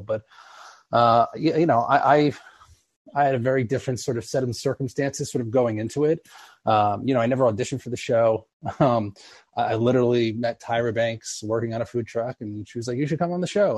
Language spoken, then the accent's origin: English; East Coast, United States; now in Los Angeles, United States; I'm originally from the East Coast